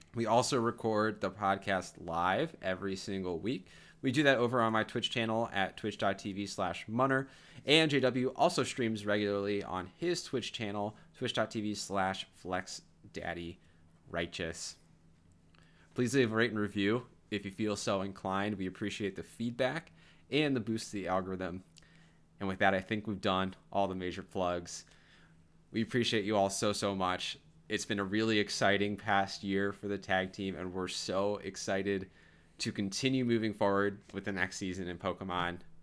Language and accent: English; Wisconsin, United States; I was in my home state of Wisconsin